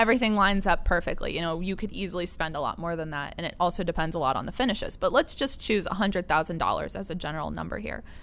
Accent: La Mesa, California, United States; also born or lived in Pennsylvania / Barcelona / Mexico; I grew up in La Mesa

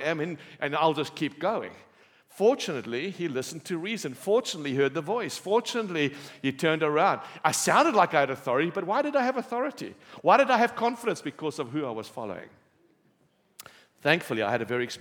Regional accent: Cape Town, Western Cape, South Africa; I'm from Cape Town. We have beautiful beaches, sunshine

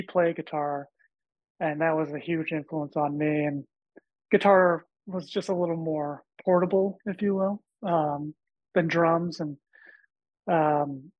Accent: Boston, Massachusetts, United States; growing up around Boston

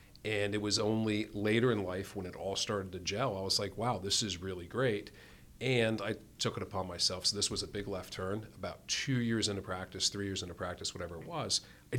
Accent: New Jersey, United States; accent: North Jersey; moved away as an adult; now in Pittsburgh, United States; I grew up in North Jersey, outside of New York City. If you listen real closely, once in a while you'll catch the North Jersey accent.

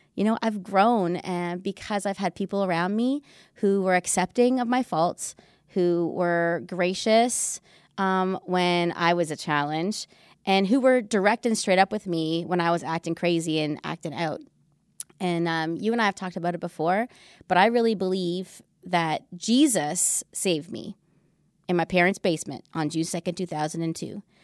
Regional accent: Canada; moved away as an adult; also born or lived in Vancouver; now in United States; We met in Vancouver, but we're Canadian, even though we uh, live and work in the United States

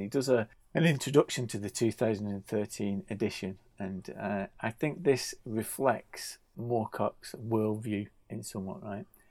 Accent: Bolton, North West England, United Kingdom; Growing up in Bolton

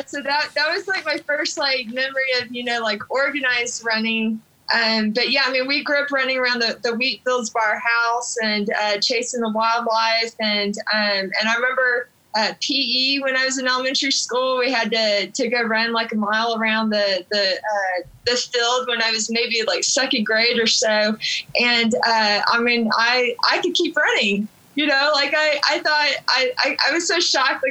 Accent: Oklahoma, United States; also born or lived in Norman, Oklahoma / Duncan, Oklahoma / Guthrie, Oklahoma / Mangum, Oklahoma; I grew up in a bunch of small towns around Oklahoma

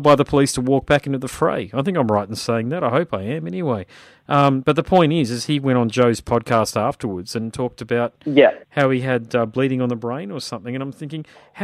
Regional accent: Gold Coast, Queensland, Australia; I'm from the Gold Coast

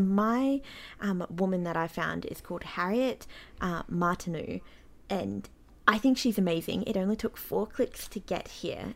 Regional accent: Australia; I'm Australian

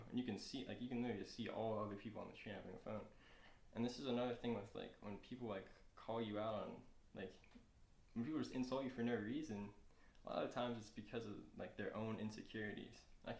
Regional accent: New York, United States; I'm from New York too, like, and just like, nah, and you're just one of these poor Boston kids too.

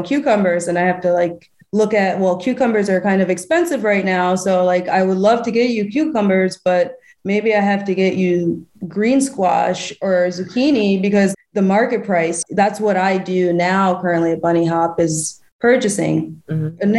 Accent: Albany, New York, United States; also born or lived in Austin, Texas; now in Philadelphia, United States; I'm from Albany, New York.

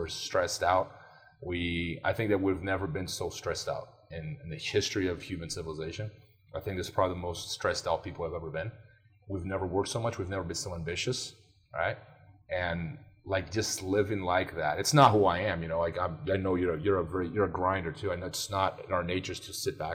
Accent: Brazil; moved away; I grew up in Brazil

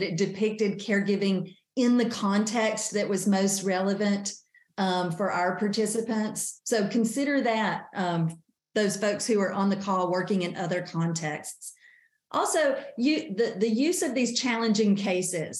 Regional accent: North Carolina, United States; born or raised there

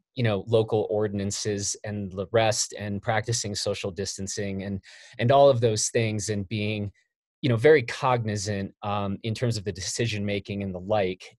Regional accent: Chicago, Illinois, United States; I grew up in Chicago

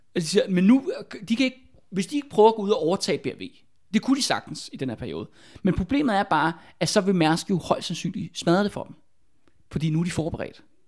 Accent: Albertslund, Capital Region of Denmark, Denmark; Der hvor jeg er fra i Albertslund

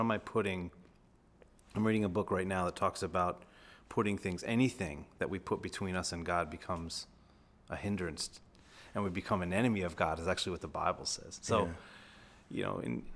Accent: Rhode Island, United States; I'm from Rhode Island, so not too far from the studios

